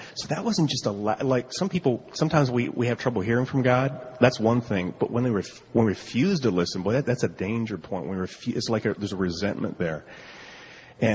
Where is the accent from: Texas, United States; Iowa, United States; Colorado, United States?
Colorado, United States; We're from Colorado